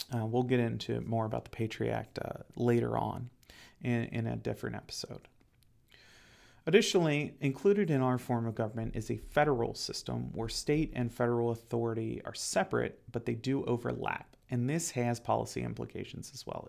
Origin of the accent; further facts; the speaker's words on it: Ohio, United States; I'm from Ohio, and I used to work for the city of Cincinnati.